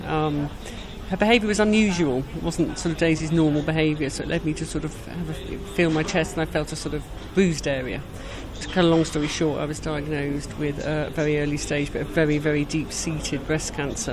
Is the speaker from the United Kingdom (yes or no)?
yes; United Kingdom; We're British.